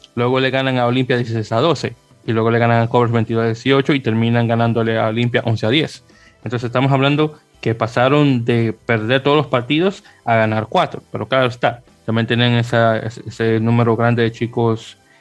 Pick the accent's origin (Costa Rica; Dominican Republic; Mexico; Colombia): Dominican Republic; yo soy de la República Dominicana